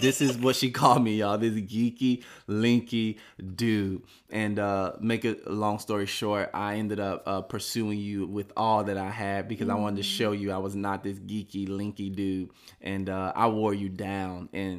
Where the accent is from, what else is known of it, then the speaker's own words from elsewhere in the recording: Miami, Florida, United States; We're from Miami